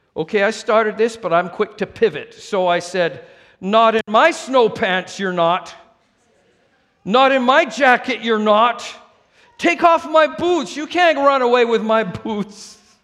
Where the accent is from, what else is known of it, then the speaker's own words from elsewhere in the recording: Vancouver, British Columbia, Canada; moved away as an adult; also born or lived in Saskatchewan; now in United States; my hometown, Vancouver.